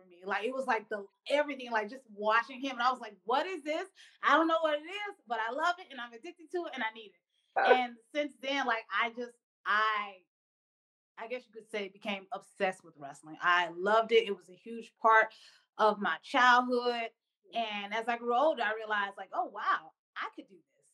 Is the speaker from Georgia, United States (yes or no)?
yes; Atlanta, Georgia, United States; growing up in Atlanta, Georgia, right in the South